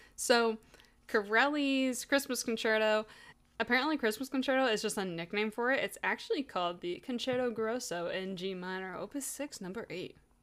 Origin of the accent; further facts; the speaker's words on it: United States; I'm American